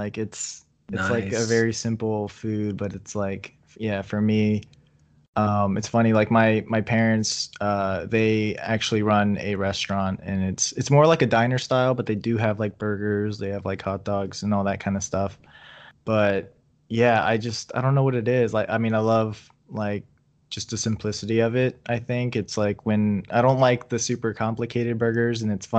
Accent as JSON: {"language": "English", "region": "East Coast", "country": "United States", "said": "I'm from the East Coast, so I never had In-N-Out until like, I think it was like 2015."}